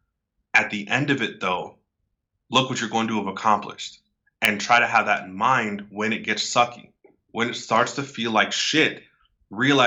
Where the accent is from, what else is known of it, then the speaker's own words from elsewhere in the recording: right outside of San Francisco, California, United States; I'm from California, right outside of San Francisco